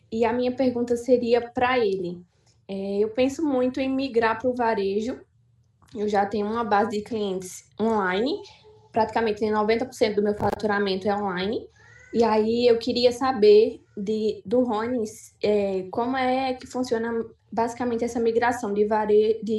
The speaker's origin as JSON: {"language": "Portuguese", "town": "Santa Cruz do Capibaribe", "region": "Pernambuco", "country": "Brazil", "said": "eu sou aqui de Santa Cruz de Capibaribe, Pernambuco."}